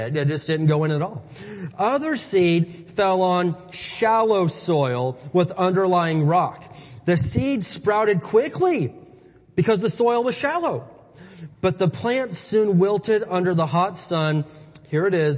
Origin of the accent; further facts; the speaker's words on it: Midwest, United States; moved away; I'm from the Midwest.